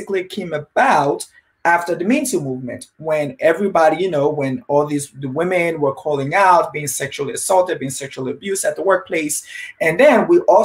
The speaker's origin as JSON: {"language": "English", "country": "Liberia", "moved": "yes", "said": "I'm originally from Liberia, Africa, West Africa."}